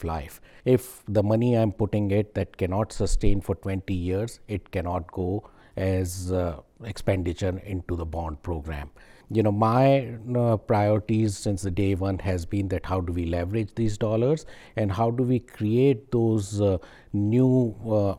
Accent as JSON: {"language": "English", "country": "India", "tie": "born or raised there", "also_born_or_lived": "Texas", "moved": "yes", "lives_now": "Dallas, United States", "said": "I was born in India, but I was made in Texas"}